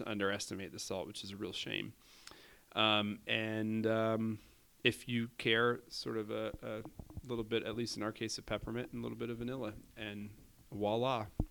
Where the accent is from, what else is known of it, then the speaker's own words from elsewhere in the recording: Indianapolis, Indiana, United States; I say Indianapolis